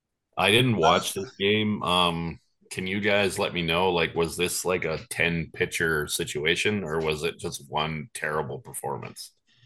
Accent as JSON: {"language": "English", "country": "Canada", "said": "this is crazy. Like, we're Canadian."}